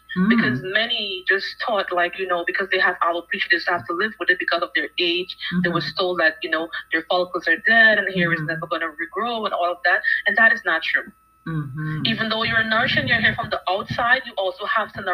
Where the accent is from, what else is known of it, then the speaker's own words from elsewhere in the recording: Guyana; moved away as an adult; now in United States; Yes, I'm from South America, Guyana. That's where I was originally born, and I migrated here.